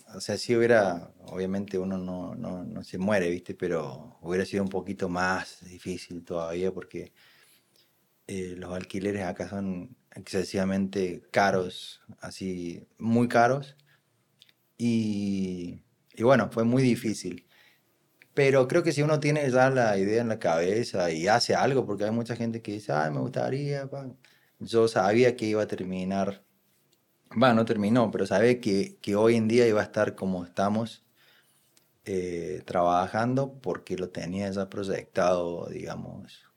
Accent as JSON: {"language": "Spanish", "region": "Córdoba", "country": "Argentina", "moved": "as an adult", "lives_now": "Sabaneta, Colombia", "said": "yo soy de Córdoba"}